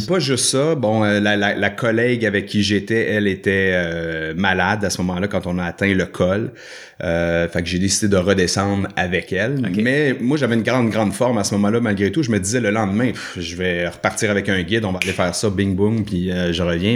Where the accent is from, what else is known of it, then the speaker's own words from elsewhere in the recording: Sainte-Thérèse, Quebec, Canada; also born or lived in Saint-Jérôme / Saint-Sauveur; now in Joliette, Canada; je, suis né à Saint-Jérôme, à l'hôpital de Saint-Jérôme. J'ai grandi à Sainte-Thérèse, en fait, dans les Basses-Laurentides